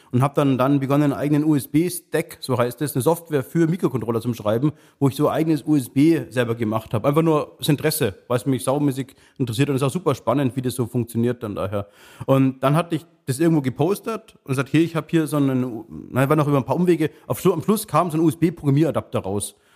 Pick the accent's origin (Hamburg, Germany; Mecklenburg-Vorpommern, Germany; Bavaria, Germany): Bavaria, Germany; Munich; born there; Komm, eigentlich bin gebürtiger Münchner, bin dann durchs Studium nach Augsburg verschlagen